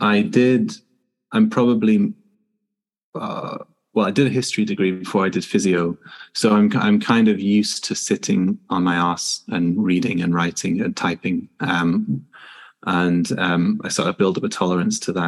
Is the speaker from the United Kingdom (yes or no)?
yes; Newcastle upon Tyne, North East England, United Kingdom; moved away as an adult; now in Houston, United States; I'm a physiotherapist from Newcastle in the north of England